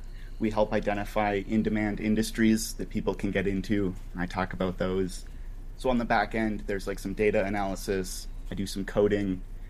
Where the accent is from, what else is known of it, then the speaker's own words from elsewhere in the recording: Minnesota, United States; now in Arizona, United States; I'm from Minnesota